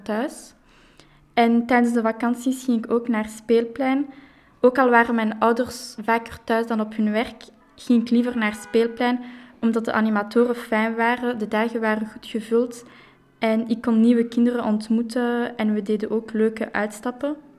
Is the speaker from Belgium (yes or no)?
yes; Brussels, Brussels-Capital Region, Belgium; Ik ben opgegroeid in Jet, dus ik heb wel mijn hele leven in Brussel gewoond